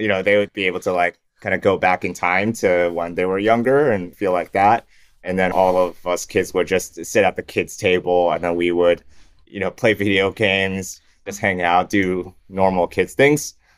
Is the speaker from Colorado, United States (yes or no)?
no; Farmington, Michigan, United States; moved away as an adult; also born or lived in Toronto, Canada / Shanghai, China / Hamilton, Canada / Windsor, Canada; now in Singapore; When I was five, we moved from Windsor, Canada to Michigan